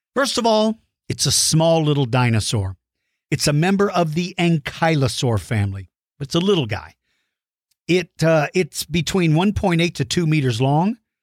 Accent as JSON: {"language": "English", "region": "Texas", "country": "United States", "tie": "born or raised there", "said": "my home state"}